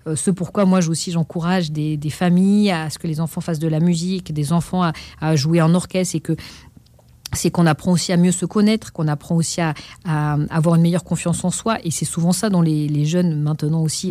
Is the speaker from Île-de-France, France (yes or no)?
yes; Pantin, Île-de-France, France; d'être inscrit au conservatoire euh, de la ville de Pantin, là où j'ai grandi